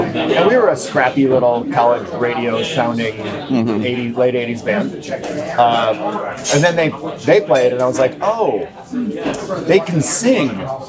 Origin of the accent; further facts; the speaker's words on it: outside of Chicago, Illinois, United States; moved away as an adult; also born or lived in Champaign, Illinois / Minnesota; now in Philadelphia, United States; I grew up outside of Chicago.